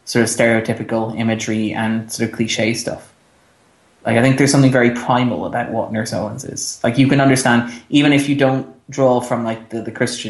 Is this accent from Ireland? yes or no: yes; Ireland; We're Irish, so our official religion is lapsed Catholic.